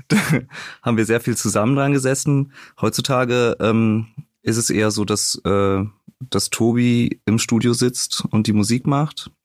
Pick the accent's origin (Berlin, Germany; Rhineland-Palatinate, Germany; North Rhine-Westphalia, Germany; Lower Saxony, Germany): North Rhine-Westphalia, Germany; Rösrath; TV Hoffnungstal, der Verein meiner Jugend aus meiner Heimatstadt